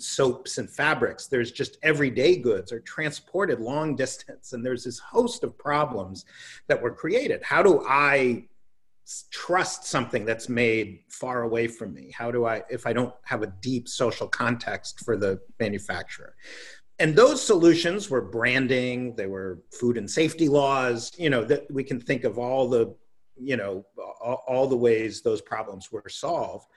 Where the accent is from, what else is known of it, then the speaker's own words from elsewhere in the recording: New York City, New York, United States; I grew up in Greenwich Village in a building called West Beth